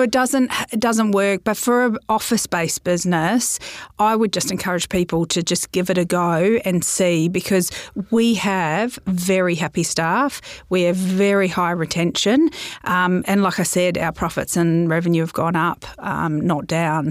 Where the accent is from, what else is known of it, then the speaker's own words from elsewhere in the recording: New Zealand; I'm a Kiwi